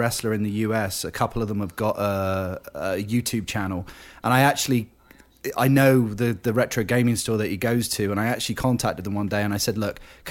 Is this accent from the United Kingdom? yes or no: yes; United Kingdom; growing up in Britain